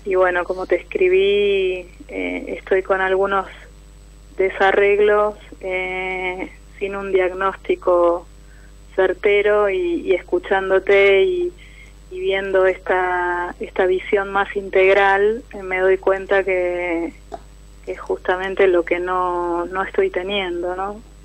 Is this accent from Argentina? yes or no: yes; San Martín, Argentina; soy de San Martín, con Urbano